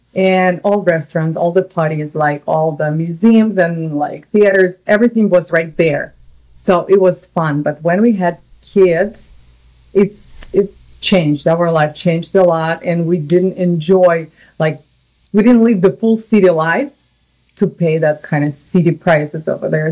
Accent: Samara, Samara Oblast, Russia; English is a second language; moved away as an adult; also born or lived in New York, United States; now in California, United States; I'm from Russia originally. My city called Samara. It's like in the middle oh, yeah. of Russia, uh, European part, and I lived there for 24 and a half years

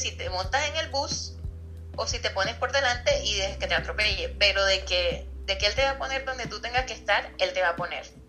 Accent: Colombia; Yo soy colombiana

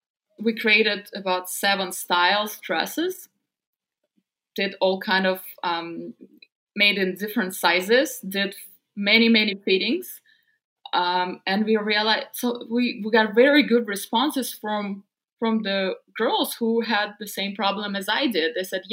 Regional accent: Siberia, Russia; English is a second language; Because growing up in Siberia, I couldn't find a lot of things for myself.

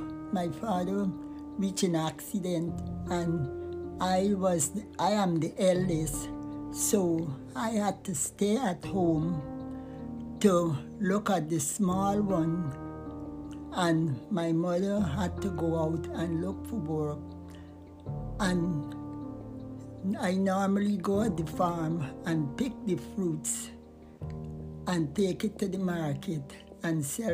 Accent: Georgetown, Demerara-Mahaica, Guyana; Georgetown, Guyana.

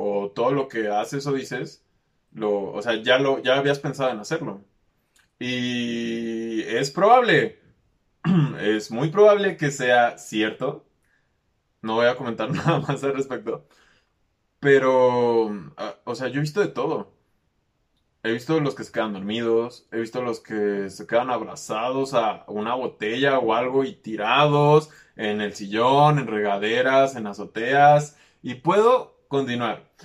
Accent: Mexico; que soy aquí de México

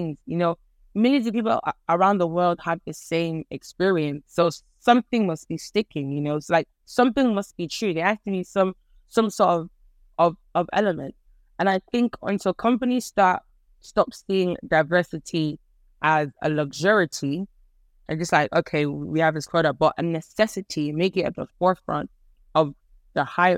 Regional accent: Ireland; I grew up in Ireland

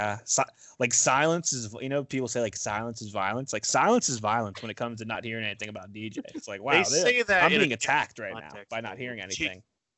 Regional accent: Florida, United States; And I'm from Florida.

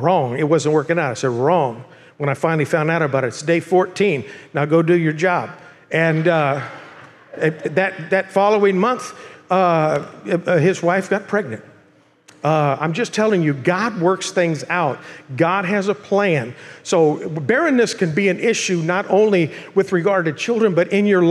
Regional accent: Bakersfield, California, United States; moved away as an adult; now in Murrieta, United States; I'm from Bakersfield

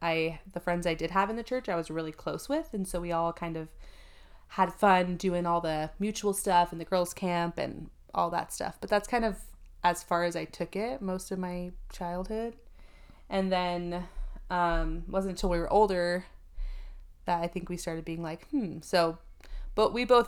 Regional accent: East Coast, United States; I grew up on the East Coast, so middle school and high school, very much the odd one out being Mormon

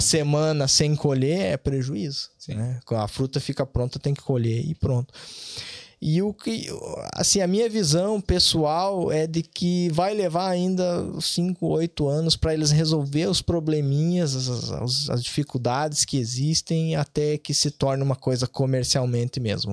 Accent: Bom Jesus, Rio Grande do Sul, Brazil; moved away as an adult; also born or lived in Vacaria, Brazil; now in Ireland; Eu me criei em Bom Jesus, uma cidade pequena de 10 mil habitantes na região serrana do, do Rio Grande do Sul

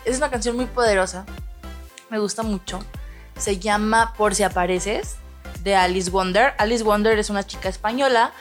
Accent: Tepic, Nayarit, Mexico; aquí nosotros somos de Tepic Nayarit

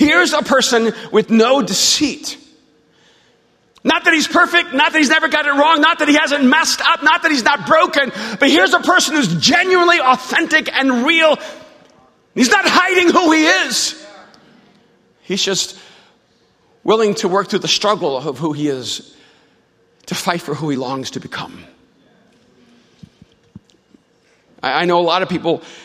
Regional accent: El Salvador; I'm from El Salvador

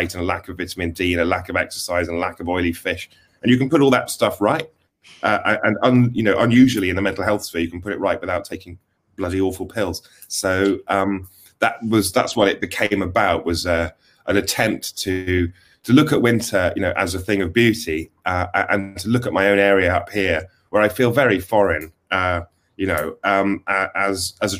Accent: Wales, United Kingdom; also born or lived in England; I realized I was from a valley, which happens to be in Wales. Therefore, I'm Welsh. And I went to school in England briefly, and then back in Wales

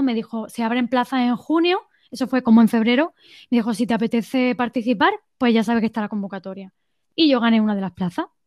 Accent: Estepona, Andalusia, Spain; also born or lived in England; volví a mi pueblo, a Estepona

